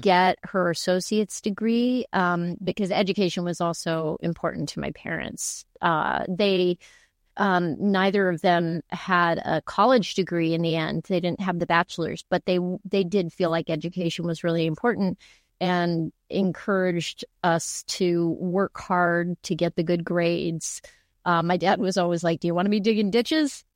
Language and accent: English; El Paso, Texas, United States; moved away; also born or lived in New York; I grew up in El Paso, Texas